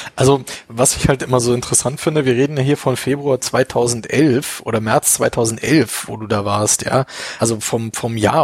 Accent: Berlin, Germany; now in Munich, Germany; ich bin überhaupt gar kein Münchner, ich komme ja auch aus Berlin.

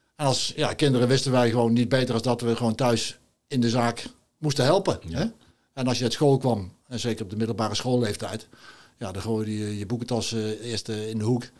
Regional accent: Nijmegen, Gelderland, Netherlands; moved away as an adult; now in Grave, Netherlands; ik ben natuurlijk geboren en getogen in Nijmegen.

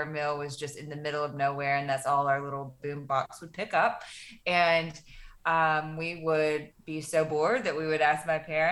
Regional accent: Fort Payne, Alabama, United States; Fort Payne, Alabama is a very small town in the northeast corner of the state. And it was a really, I really enjoyed my childhood

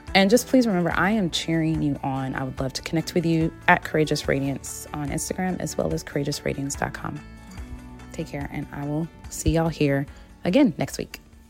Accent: Michigan, United States; I'm from Michigan, soda can, not pop

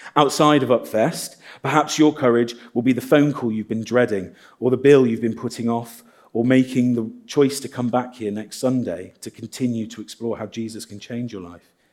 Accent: Midlands, United Kingdom; now in Guernsey; I'm from the Midlands

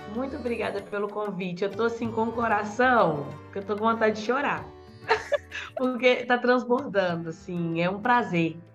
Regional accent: Belo Horizonte, Minas Gerais, Brazil; moved away as an adult; now in São Paulo, Brazil; Tem dez meses que eu me mudei para São Paulo. Eu venho de Minas Gerais, né, de Belo Horizonte

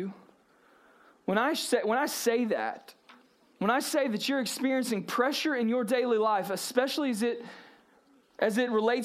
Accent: South Georgia, United States; I grew up in South Georgia, Brooks County Middle School

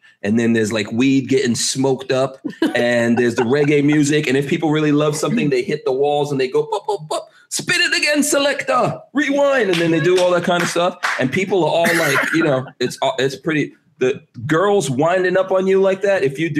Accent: New York City, New York, United States; I grew up in Queens.

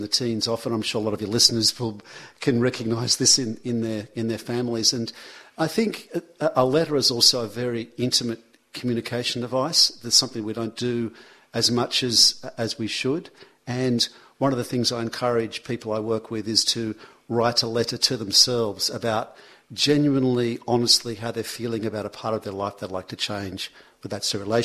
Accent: Sydney, New South Wales, Australia; also born or lived in Manly; I moved out when I was 18 years old. I moved from Brookvale into Manly.

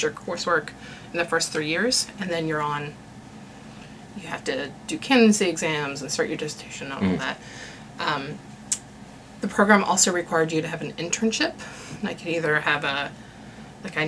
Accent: West Virginia, United States; moved away as an adult; also born or lived in Chicago; And I had said West Virginia.

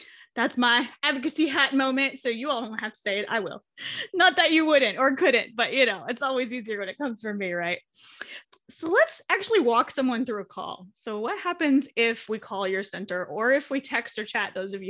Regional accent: Ohio, United States; now in Kentucky, United States; I'm from Ohio originally

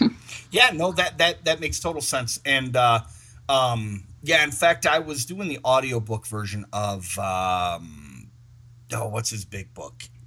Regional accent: Michigan, United States; I'm from Michigan

